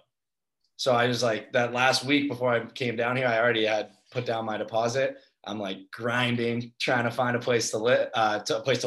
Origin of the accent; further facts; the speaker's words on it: Cape Cod, Massachusetts, United States; moved away as an adult; now in Fort Lauderdale, United States; I'm from Cape Cod, Massachusetts.